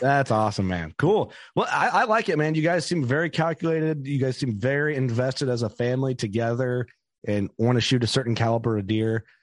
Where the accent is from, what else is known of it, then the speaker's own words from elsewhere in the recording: Fulton County, Illinois, United States; I grew up hunting in Fulton County, Illinois